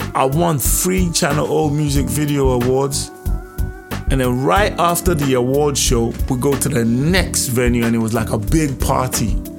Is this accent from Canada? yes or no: no; Nigeria; We're all from Nigeria